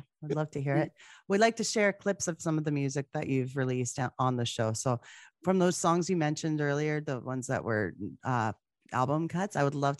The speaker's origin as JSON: {"language": "English", "country": "Canada", "said": "Trust me, I'm Canadian."}